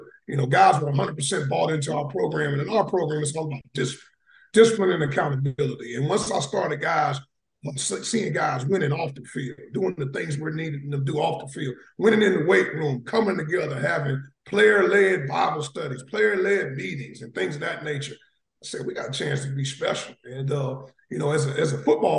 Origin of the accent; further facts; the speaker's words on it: Cleveland, Ohio, United States; moved away; also born or lived in Atlanta, Georgia / Savannah, Georgia; I was born and raised in Cleveland, Ohio. Then I moved to Atlanta, Georgia. I ended up going to high school in Atlanta, Georgia